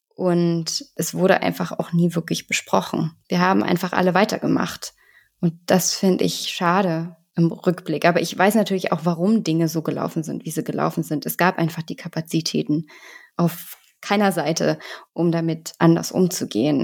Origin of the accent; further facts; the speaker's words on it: Germany; bei uns in Deutschland